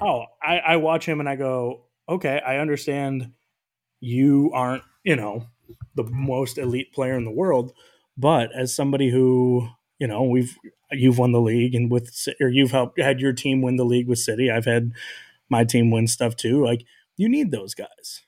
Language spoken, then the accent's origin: English; outside of Chicago, Illinois, United States; I grew up outside of Chicago